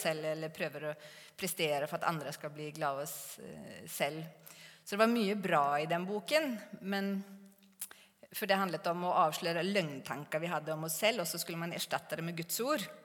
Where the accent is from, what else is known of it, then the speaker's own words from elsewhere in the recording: Sweden; Norwegian is a second language; moved away as an adult; also born or lived in Gan, Norway; now in Norway; jeg er fra Sverige